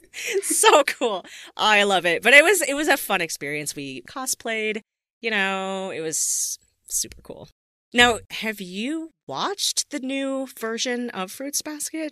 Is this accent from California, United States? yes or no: yes; Southern California, United States; I grew up in Southern California